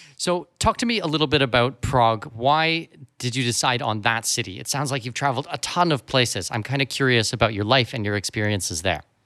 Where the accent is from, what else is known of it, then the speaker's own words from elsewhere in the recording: Canada; moved away; I'm from Canada